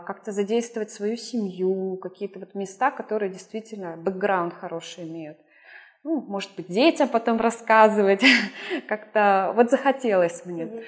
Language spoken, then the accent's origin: Russian; Urals, Russia; moved away as an adult; also born or lived in Perm / Saint Petersburg; now in Brazil; я сама, а, с Урала